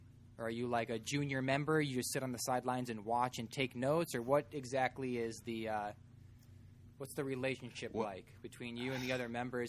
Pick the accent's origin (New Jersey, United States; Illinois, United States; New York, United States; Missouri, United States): Illinois, United States; Chicagoland area; Yeah, Illinois. It's so weird, even though we're from there.